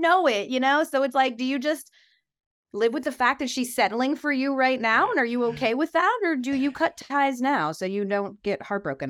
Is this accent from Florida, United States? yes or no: no; Atlanta, Georgia, United States; I was from Atlanta.